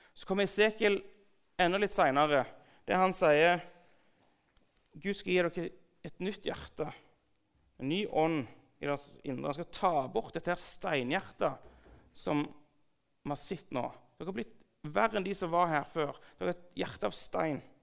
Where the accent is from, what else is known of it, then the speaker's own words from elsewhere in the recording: Sandnes, Rogaland, Norway; jeg vokste opp på bedehuset på Gandal.